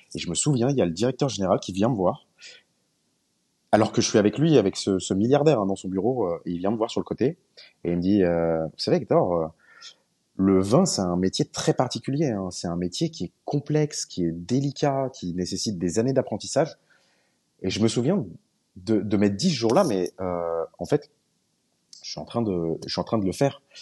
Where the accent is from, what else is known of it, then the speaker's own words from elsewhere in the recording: France; je suis pas norvégien, je suis français